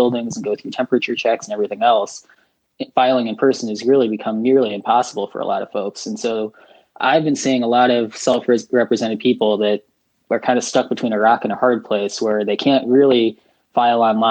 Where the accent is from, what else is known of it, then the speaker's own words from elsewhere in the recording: downstate Illinois, United States; now in Chicago, United States; I live in Chicago now. I'm originally from downstate Illinois